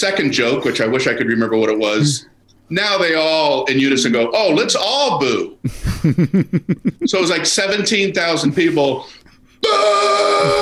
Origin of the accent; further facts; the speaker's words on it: Florida, United States; I'm from Florida.